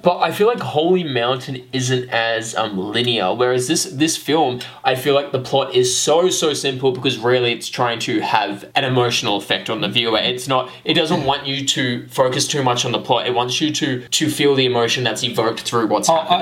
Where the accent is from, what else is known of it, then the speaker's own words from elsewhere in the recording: Australia; we're Australian.